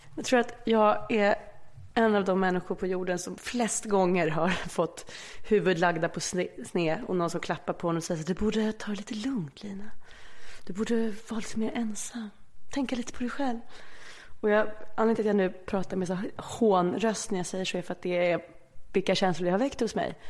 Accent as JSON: {"language": "Swedish", "town": "Stockholm", "region": "Stockholm County", "country": "Sweden", "tie": "born or raised there", "said": "Aspis tills jag var... Ja, tills jag började i tvåan sen i Enskedeskolan. För då eh, separerade mina föräldrar så då bodde jag Aspudden och sen flyttade vi till Enskede"}